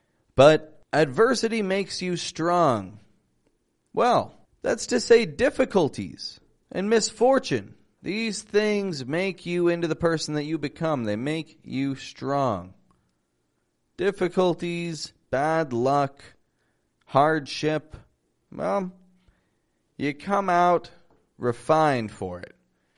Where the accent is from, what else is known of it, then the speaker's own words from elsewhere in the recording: Toronto, Ontario, Canada; Now, first off, I start most episodes saying I'm from Toronto. I introduce myself to most of my students saying I'm from Toronto.